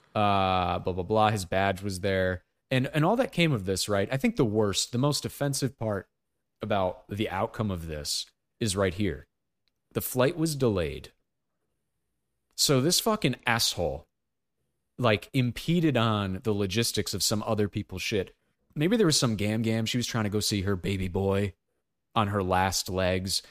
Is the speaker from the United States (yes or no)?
yes; United States; as an American